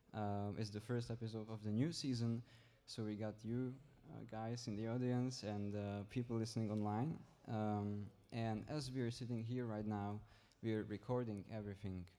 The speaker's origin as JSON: {"language": "English", "country": "Czechia", "second_language": "English", "moved": "as an adult", "lives_now": "Struer, Denmark", "said": "I am twenty. I come from the Czech Republic"}